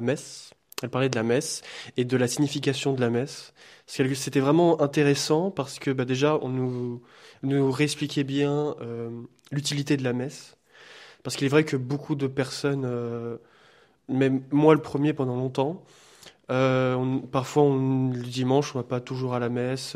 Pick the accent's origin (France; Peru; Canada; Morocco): France; now in Liège, Belgium; je suis français d'origine portugaise, faisant mes études ici à Liège.